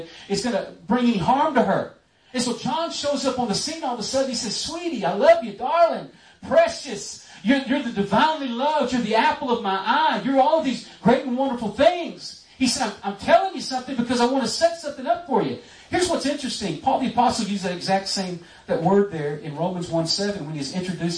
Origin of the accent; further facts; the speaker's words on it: Texas, United States; I was raised in Texas